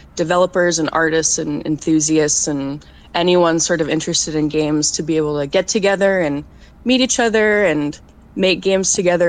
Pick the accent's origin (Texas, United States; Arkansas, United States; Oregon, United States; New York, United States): Oregon, United States; Portland; I grew up in Portland